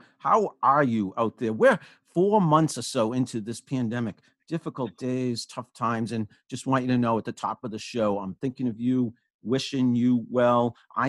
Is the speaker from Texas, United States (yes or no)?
no; Franklin, Massachusetts, United States; now in Sudbury, United States; Wayside Inn Foundation in Sudbury, Massachusetts, my hometown where I live. I grew up in Franklin, Massachusetts, full disclosure, but I've been living in Sudbury for many years now with my wife and kids